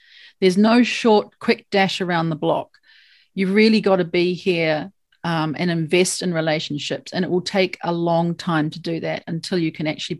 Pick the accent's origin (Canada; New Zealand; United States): New Zealand; I'm a New Zealander, right? Oh. We often call ourselves Kiwis, as you know, but New Zealand's where I'm from.